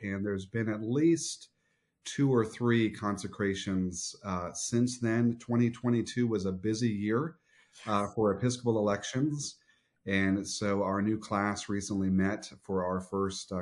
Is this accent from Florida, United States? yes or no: yes; Southwest Florida, United States; My earliest memories are actually here in Southwest Florida